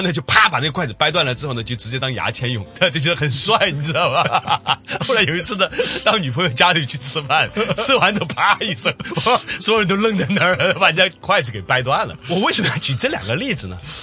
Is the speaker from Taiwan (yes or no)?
no; China; 我们中国人